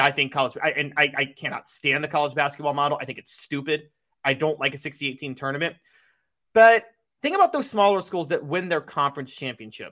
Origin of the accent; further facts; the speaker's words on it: Memphis, Tennessee, United States; I'm from Memphis, Ridgeway, White Station. I went to Ridgeway.